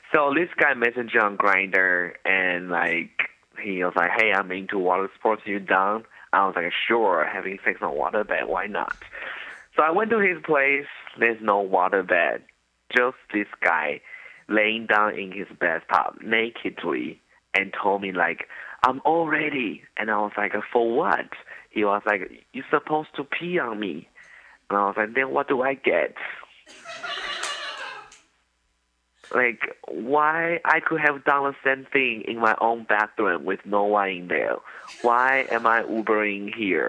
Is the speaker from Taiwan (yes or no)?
yes; Taiwan; I'm from Taiwan